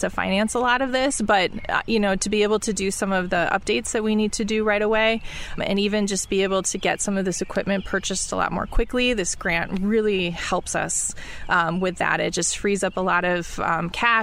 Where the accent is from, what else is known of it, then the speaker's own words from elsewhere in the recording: Mount Horeb, Wisconsin, United States; I grew up in Mount Horeb, so we're close to my home